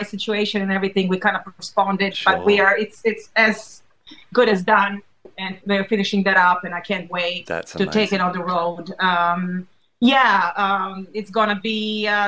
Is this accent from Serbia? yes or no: yes; Serbia; moved away; we grew up in Serbia